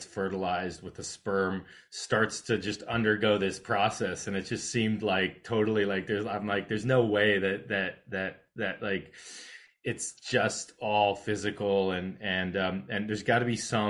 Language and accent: English; California, United States; I grew up in California